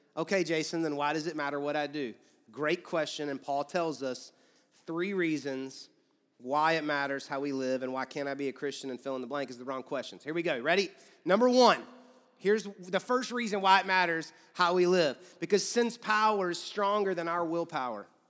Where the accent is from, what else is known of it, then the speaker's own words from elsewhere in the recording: Georgia, United States; now in Louisville, United States; I grew up in Georgia